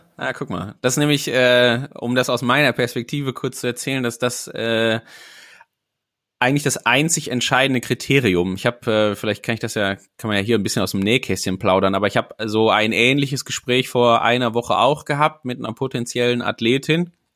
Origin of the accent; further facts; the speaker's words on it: Sauerland, North Rhine-Westphalia, Germany; now in Elmshorn, Germany; als gebürtiger Sauerländer